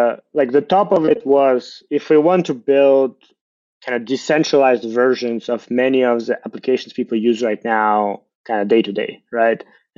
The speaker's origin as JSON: {"language": "English", "country": "Ukraine", "said": "I'm from Ukraine."}